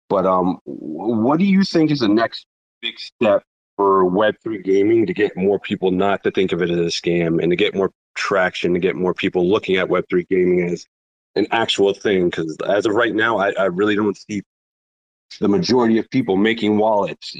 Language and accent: English; New Jersey, United States; I'm from New Jersey